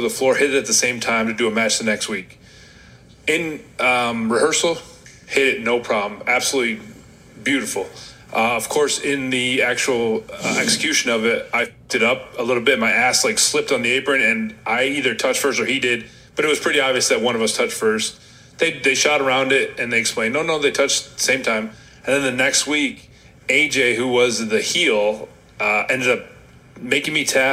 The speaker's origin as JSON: {"language": "English", "town": "Rochester", "region": "New York", "country": "United States", "said": "I'm from Rochester, New York"}